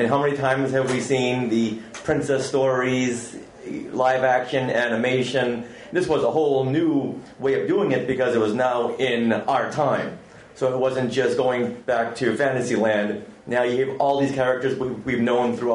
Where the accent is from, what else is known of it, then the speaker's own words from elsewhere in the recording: Boston, Massachusetts, United States; My hometown, Boston